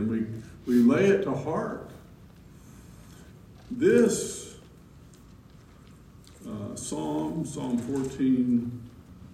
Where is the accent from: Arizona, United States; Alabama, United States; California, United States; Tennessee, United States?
Alabama, United States; growing up in the Methodist church in my little town, my hometown in Alabama